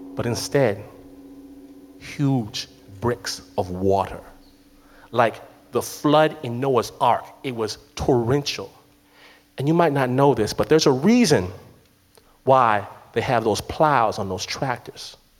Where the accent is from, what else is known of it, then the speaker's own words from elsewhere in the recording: Detroit, Michigan, United States; I'm from Detroit